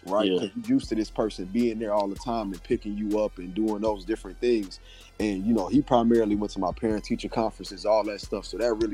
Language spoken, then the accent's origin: English; Atlanta, Georgia, United States; moved away as an adult; also born or lived in Decatur, Georgia / Stone Mountain, Georgia; now in Columbia, United States; I'm originally from Atlanta, Georgia, a little bit outside of Atlanta, so Decatur, Stone Mountain, Georgia area